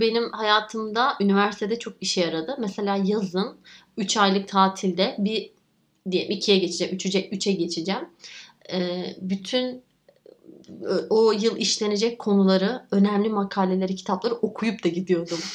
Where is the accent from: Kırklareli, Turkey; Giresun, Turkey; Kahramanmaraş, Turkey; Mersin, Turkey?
Giresun, Turkey; also born or lived in Istanbul; Dedemle babaannemin yanına gidiyorum Giresun'a ki çocukluğum çok orada geçti.